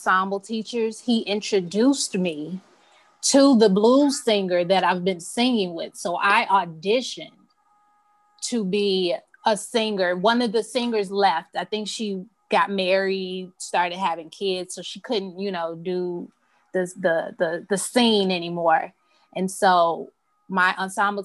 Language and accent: English; Chicago, Illinois, United States; Grew up on the south side of Chicago, like southeast side